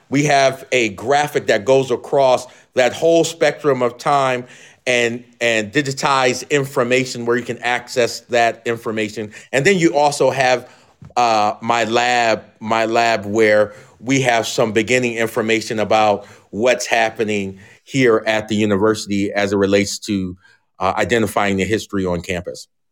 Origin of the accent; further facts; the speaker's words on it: Philadelphia, Pennsylvania, United States; moved away as an adult; also born or lived in Alabama; now in Moscow, Idaho, United States; I'm from the Philadelphia area